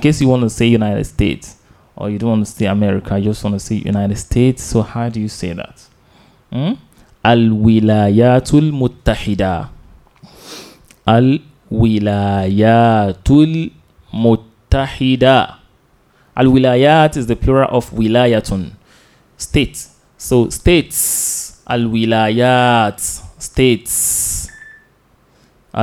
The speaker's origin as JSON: {"language": "English", "country": "Nigeria", "said": "our country, Nigeria"}